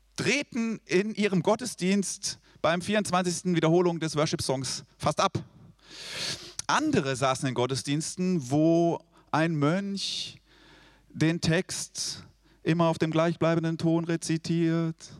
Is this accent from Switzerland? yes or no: yes; Switzerland; Ich bin Schweizer